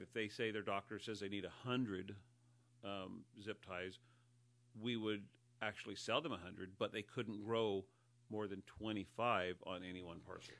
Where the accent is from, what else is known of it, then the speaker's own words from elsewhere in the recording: Humboldt County, California, United States; moved away as an adult; now in Mendocino County, United States; I was raised in Humboldt County, so that's the county to the north of us